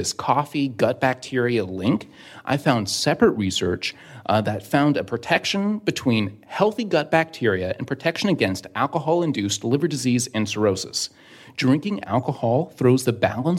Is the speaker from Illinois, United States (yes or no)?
no; San Diego, California, United States; now in Washington, D.C., United States; I'm from San Diego, California, and now I'm working down in Washington, D.C.